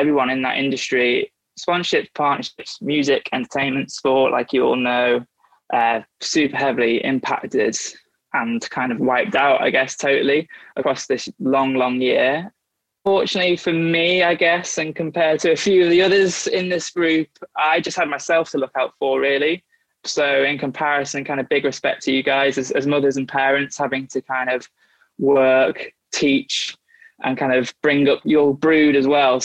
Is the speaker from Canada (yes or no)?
no; United Kingdom; moved away as an adult; also born or lived in Liverpool / London; I grew up on the North Wales, England border